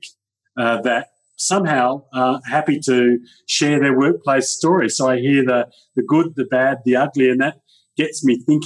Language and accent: English; Perth, Western Australia, Australia; also born or lived in Kalgoorlie; I grew up in a place called Kalgoorlie for a number of years, which was a mining town, and my dad was transferred there in his work, and then we came back to Perth, and I grew up in Perth for many years. In fact, for all my life, I've actually been in Perth.